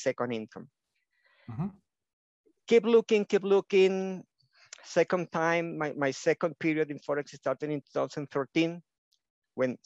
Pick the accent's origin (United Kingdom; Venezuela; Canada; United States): Venezuela; first language Spanish; English is a second language; now in Ecuador; I was born in Venezuela, now living in Ecuador